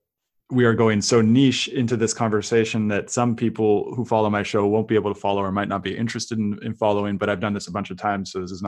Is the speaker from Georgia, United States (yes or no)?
no; Silicon Valley, California, United States; moved away as an adult; also born or lived in tropical countries; now in San Francisco, United States; I grew up in Silicon Valley, even though I'm not technical, I grew up with it all around me.